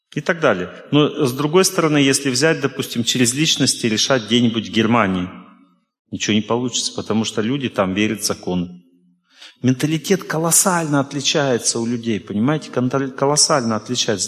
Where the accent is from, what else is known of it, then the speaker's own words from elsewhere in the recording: Russia; я из России